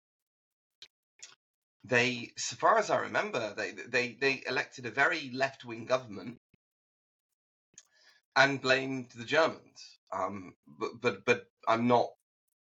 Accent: United Kingdom; now in Tokyo, Japan; as a Brit

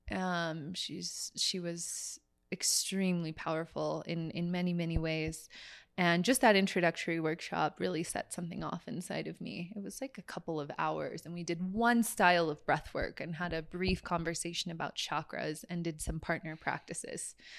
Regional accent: San Francisco Bay Area, California, United States; growing up in the San Francisco Bay Area as a Catholic

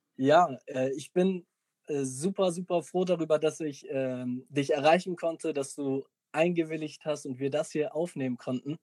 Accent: Mölln, Schleswig-Holstein, Germany; ich komme außerhalb von Hamburg

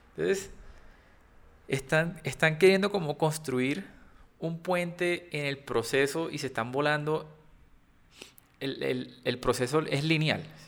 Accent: Cartagena, Bolívar, Colombia; accent: costeño; soy un niño que creció en Cartagena, eh, obviamente soy costeño

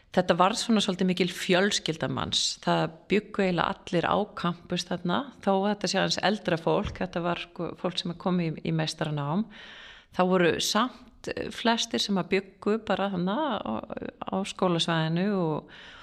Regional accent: Garðabær, Capital Region, Iceland; moved away as an adult; also born or lived in California, United States; ég Eh, fættist á Íslandi og, og ólst upp hér að mestu leiti, bjórendar í bandarginum í Kaliforníu frá 5-11 ára aldurs

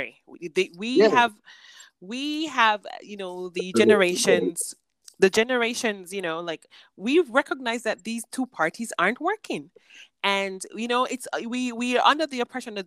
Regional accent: Jamaica; as a Jamaican

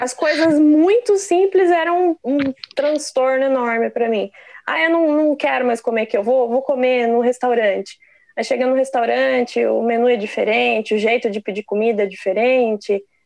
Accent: Brazil; moved away as an adult; now in London, United Kingdom; saí do Brasil com 29 anos e, e resolvi vir para cá. Tô morando em Londres agora, aqui no Reino Unido

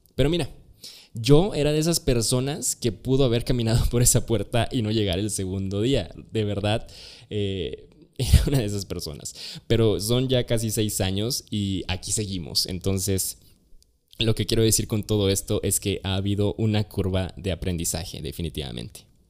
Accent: Chiapas, Mexico; soy originario de Chiapas

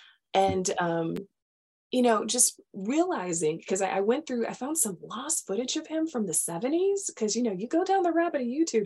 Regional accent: Charleston, South Carolina, United States; being from Charleston, I'm from Charleston. My mother is from downtown. My dad is from West Ashley. So I'm really from Charleston.

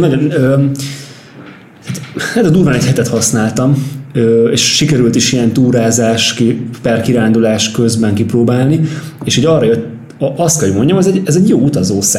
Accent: Pápa, Veszprém County, Hungary; now in Budapest, Hungary

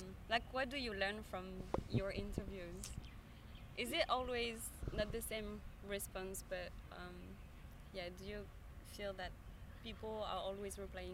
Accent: Nice, Provence-Alpes-Côte d'Azur, France; moved away as an adult; also born or lived in Paris, France; now in Melbourne, Australia; I lived in Paris for a few years, but I'm from Nice.

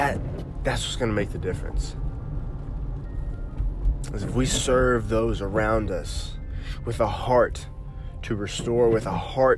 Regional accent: Oklahoma, United States; moved away; moved back to my home state of Oklahoma

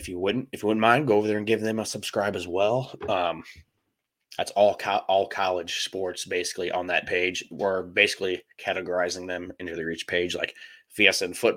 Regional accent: St. Louis, Missouri, United States; I'm from St. Louis

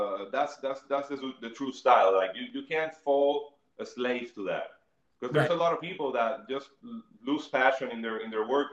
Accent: Bayamón, Puerto Rico; I grew up in Bayamón

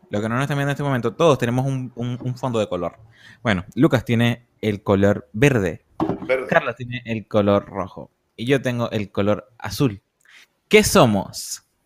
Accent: Puerto La Cruz, Anzoátegui, Venezuela; nosotros todos somos de Barcelona, de Puerto La Cruz

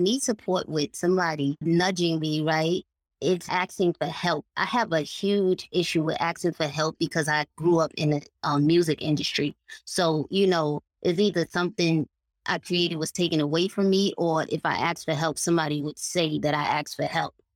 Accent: New York City, New York, United States; I'm from Harlem, New York.

